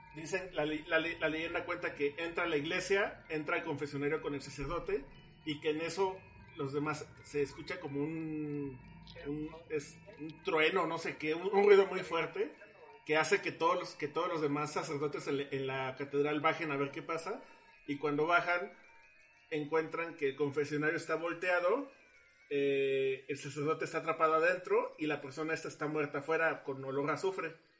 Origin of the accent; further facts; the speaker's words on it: Mexico; aquí en México